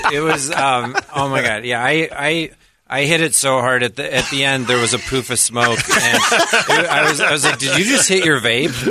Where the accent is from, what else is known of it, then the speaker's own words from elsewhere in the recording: Wisconsin, United States; moved away; I'm originally from Wisconsin